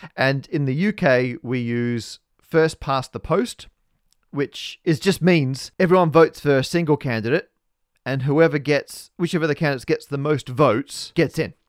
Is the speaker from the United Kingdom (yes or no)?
no; Australia; we're both Australian